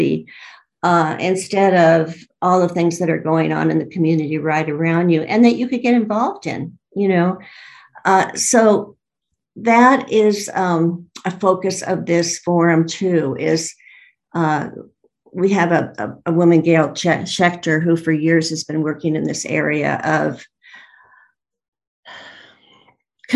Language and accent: English; Los Angeles, California, United States; moved away; I'm from Los Angeles originally